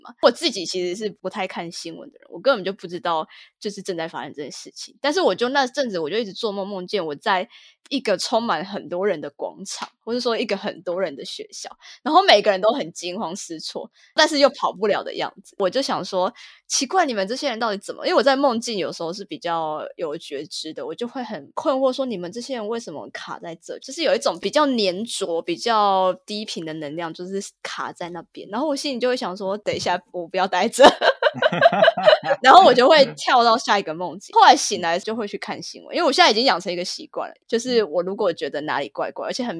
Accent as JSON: {"language": "Chinese", "country": "Taiwan", "lives_now": "United States", "said": "就是我从台湾来到美国之后，我发现整个能量场状态就是完全不一样。"}